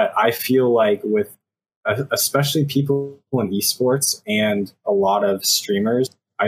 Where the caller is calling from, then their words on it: Washington, District of Columbia, United States; I'm calling from DC, and this is actually my first time.